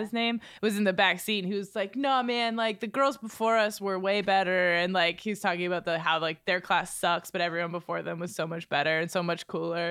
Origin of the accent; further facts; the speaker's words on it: Exeter, New Hampshire, United States; Exeter, in my hometown